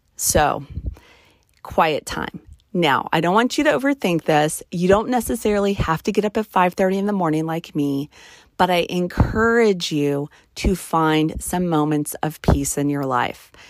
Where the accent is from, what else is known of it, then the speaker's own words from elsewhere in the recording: New Mexico, United States; now in Nevada, United States; I, I born and raised in the desert. I'm from New Mexico. I live in Nevada.